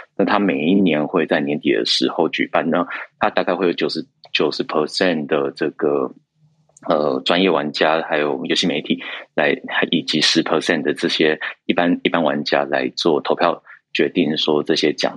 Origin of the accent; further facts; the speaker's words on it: Taiwan; 我们台湾这边